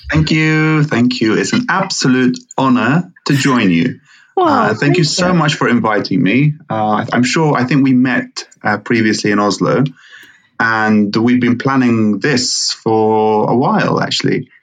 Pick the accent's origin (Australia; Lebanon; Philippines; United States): Lebanon; now in United Kingdom; I am uh, of Lebanese origin, born and raised in Lebanon, and then uh, grew up, studied, trained here in the UK